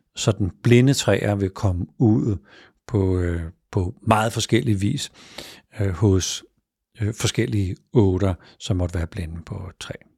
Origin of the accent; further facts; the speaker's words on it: Denmark; i den del af landet, hvor jeg er vokset op